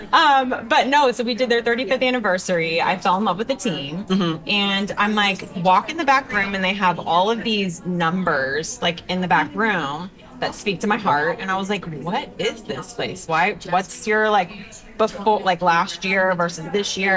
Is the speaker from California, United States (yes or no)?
no; Denton, Texas, United States; I'm from a small town. I'm from Denton, Texas